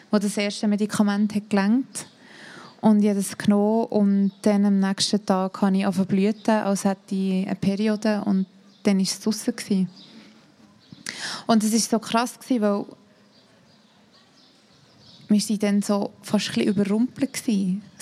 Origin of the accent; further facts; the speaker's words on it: Thun, Bern, Switzerland; also ich komme aus Thun und vielleicht dort wäre es schon ein bisschen anders als in Zürich.